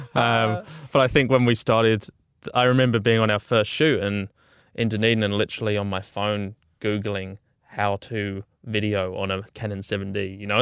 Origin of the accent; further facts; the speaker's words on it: Auckland, New Zealand; also born or lived in Dunedin; we'd finished, sort of done our time in Dunedin and we're all from Auckland.